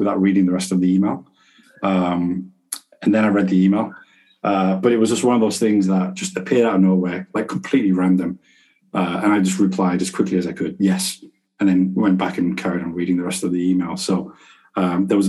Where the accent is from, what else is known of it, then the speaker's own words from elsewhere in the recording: Manchester, North West England, United Kingdom; I'm from Manchester